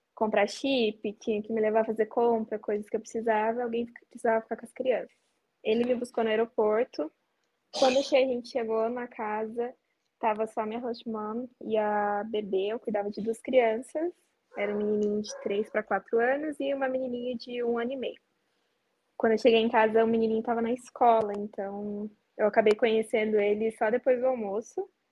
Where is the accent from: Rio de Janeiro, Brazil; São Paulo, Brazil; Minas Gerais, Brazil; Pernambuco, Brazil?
São Paulo, Brazil; Vargem; eu sou do interior de São Paulo, uma cidadezinha bem pequena chamada Vargem